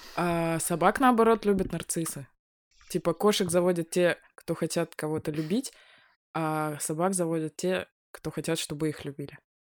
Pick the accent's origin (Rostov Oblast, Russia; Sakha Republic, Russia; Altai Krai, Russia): Sakha Republic, Russia; Yakutia; moved away; Я выросла в Якутии, больше свою часть жизни я там жила.